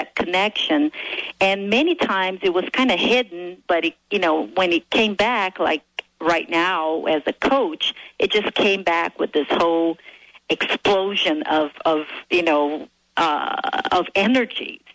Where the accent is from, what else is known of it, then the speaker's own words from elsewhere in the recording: Brazil; moved away as an adult; also born or lived in Arizona, United States; now in United States; I am originally from Brazil, and I came to this country to pursue my dream of becoming a better